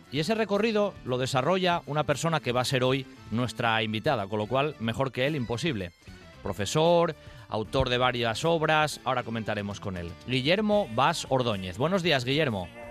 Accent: Riosa, Asturias, Spain; yo soy, soy de Riosa

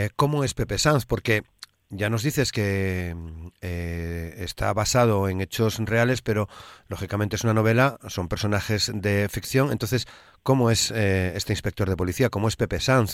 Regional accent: Asturias, Spain

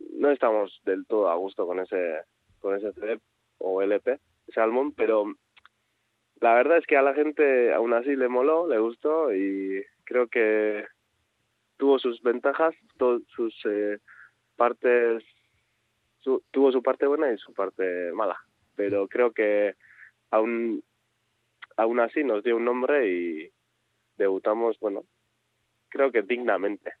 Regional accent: Azkoitia, Basque Country, Spain; Yo soy natural de Azcoitia, de un pueblo eh, pues pequeño de del, interior de Guipúzcoa

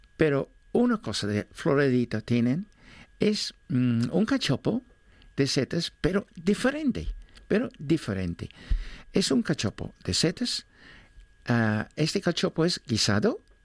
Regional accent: England, United Kingdom; Spanish is a second language; now in Oviedo, Spain; soy inglés

